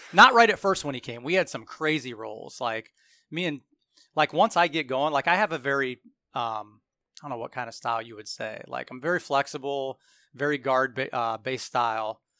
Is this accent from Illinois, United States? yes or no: no; Hartville or Randolph area, Portage County, Ohio, United States; I grew up around the Hartville or Randolph area